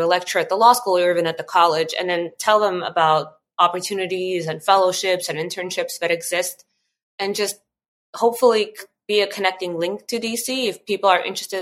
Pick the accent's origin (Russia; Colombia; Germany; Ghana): Russia; moved away; I was born and I grew up in Russia in a family of Armenian immigrants